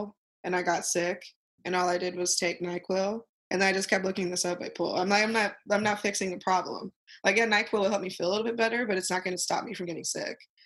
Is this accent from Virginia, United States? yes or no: no; Ogden, Utah, United States; I'm from Ogden, Utah. It's a kind of rural place.